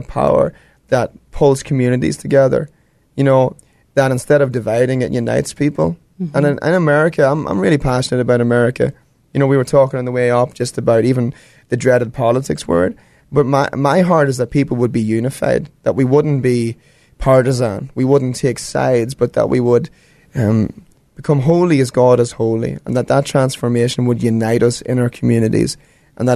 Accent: Ireland; moved away; I'm from Ireland

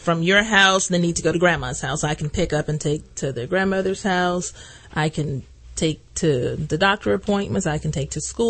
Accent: Atlanta, Georgia, United States; now in Greenville, United States; from Atlanta, Georgia. I'm a Georgia native. I've been in Greenville for 18 years

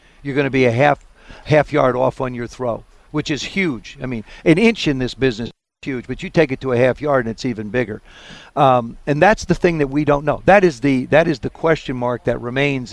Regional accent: South River, New Jersey, United States; I grew up in South River

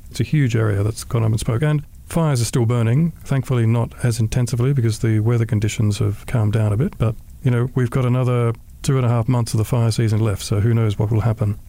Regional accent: Canberra, Australian Capital Territory, Australia; now in Singapore; being an Australian and also growing up in Canberra

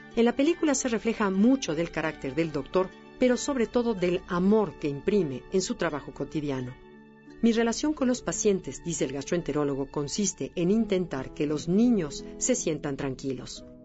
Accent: Mexico; como mexicanos

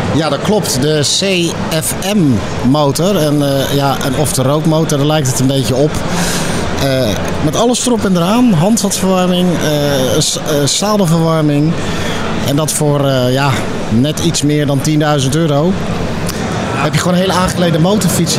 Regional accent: Netherlands; we zijn Hollanders

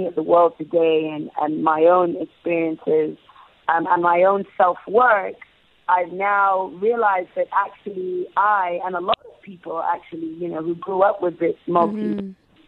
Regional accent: England, United Kingdom; I also grew up in England. I was born and raised in the UK

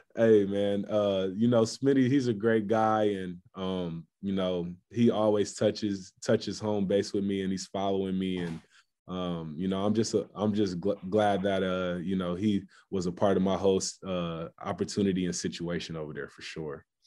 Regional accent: Columbus, Ohio, United States; moved away as an adult; now in Houston, United States; my home state

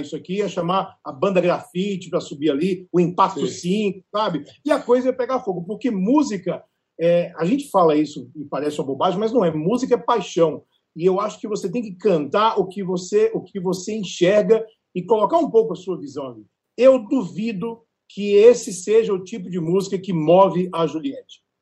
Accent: Natal, Rio Grande do Norte, Brazil; moved away; also born or lived in Bahia; eu sou baiano, criado em Natal

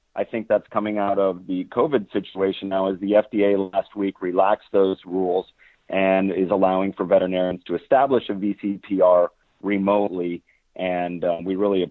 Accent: Orange City, Iowa, United States; born or raised there

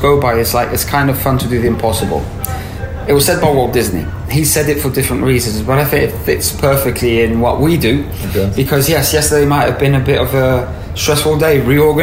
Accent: Tenerife, Canary Islands, Spain; also born or lived in France / Madrid; I was born in France from French parents, but by the age of four, we decided to move to Tenerife in the Canary Islands. And this is where I grew up.

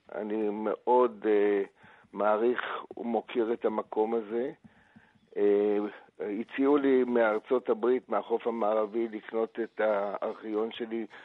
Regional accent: Israel; אני נולדתי בארץ, סבו, סבה של סבתי נולד בארץ. אני כאן שבעה דורות

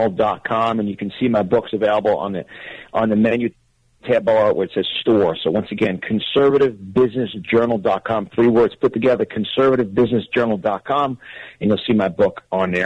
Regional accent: Westchester County, New York, United States; accent: New York; moved away as an adult; also born or lived in Manhattan, New York; now in Florida, United States; I'm born and raised in New York, Westchester County

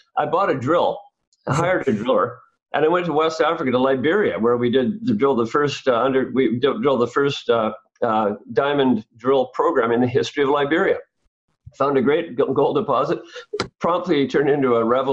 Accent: Vancouver, British Columbia, Canada; I was brought up in Vancouver, born and brought up in Vancouver. Third generation, actually, so long roots here.

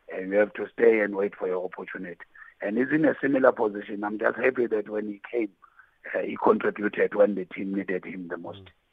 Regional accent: South Africa; being South African

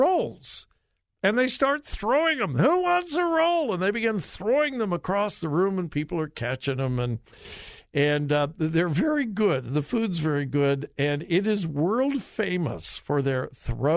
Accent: Southern California, United States; I was born and raised in Southern California

